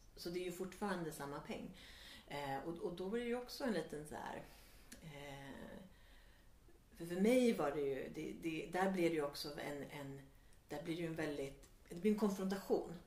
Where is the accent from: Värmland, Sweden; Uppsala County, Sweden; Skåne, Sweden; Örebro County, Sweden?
Värmland, Sweden; now in Stockholm, Sweden; jag växte upp i Värmland